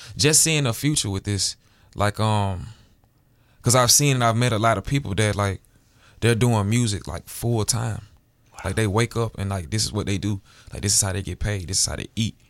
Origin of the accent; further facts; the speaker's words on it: Alabama, United States; moved away as an adult; now in Seattle, United States; born and raised, I'm from Alabama